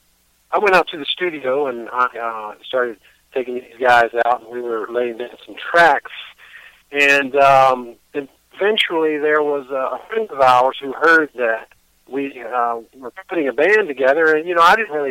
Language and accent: English; Mississippi, United States; also born or lived in Texas; now in Chicago, United States; I was born and raised in Mississippi, and came to Chicago